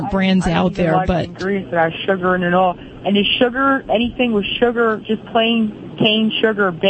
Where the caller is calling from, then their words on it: Reading, Pennsylvania, United States; Reading, Pennsylvania, Reading, PA.